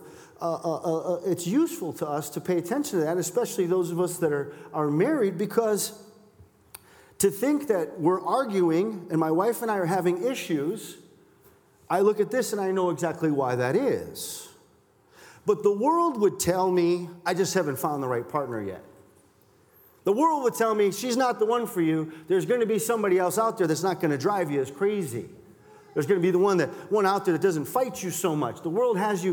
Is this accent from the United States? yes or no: yes; Milwaukee, Wisconsin, United States; I'm from Milwaukee.